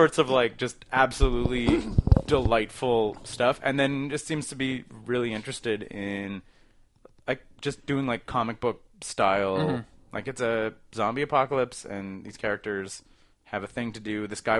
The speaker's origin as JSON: {"language": "English", "town": "Toronto", "region": "Ontario", "country": "Canada", "said": "I'm just from Toronto."}